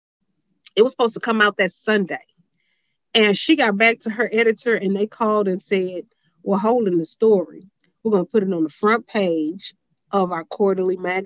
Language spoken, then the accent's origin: English; Houston, Texas, United States; I'm from Houston